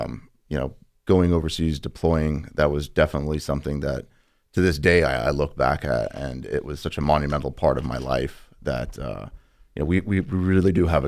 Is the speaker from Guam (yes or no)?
yes; Guam; now in California, United States; I grew up in Guam.